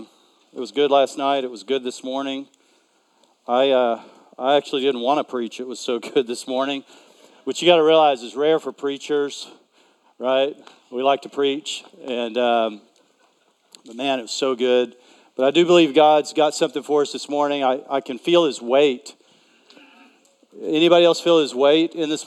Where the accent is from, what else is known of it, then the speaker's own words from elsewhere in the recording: East Texas, United States; I am a Texan, and I grew up. I was a member of the Junior Simmental Association. And so, believe it or not, I've lived in cities for a long time, but I'm really from East Texas, and we had cows, and I had a herd